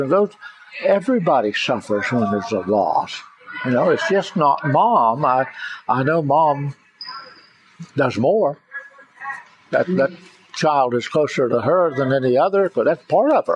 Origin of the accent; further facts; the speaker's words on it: United States; our responsibility as Americans, just having been born here